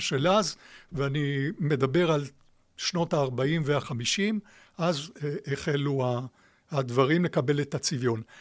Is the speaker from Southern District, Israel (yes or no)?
no; Tel Aviv, Tel Aviv District, Israel; אני יליד השכונה, יליד uh, תל אביב, mm-hmm. שכונת פלורנטין